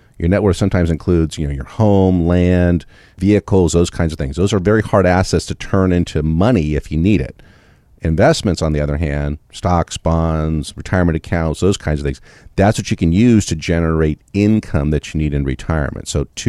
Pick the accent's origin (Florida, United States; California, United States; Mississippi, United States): California, United States; No, because I grew up in California.